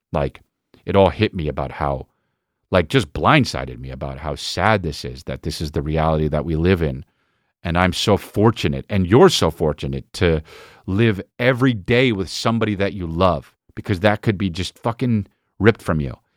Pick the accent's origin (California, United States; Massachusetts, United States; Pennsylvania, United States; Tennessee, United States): California, United States; La Cañada Flintridge; I grew up in Lougheed United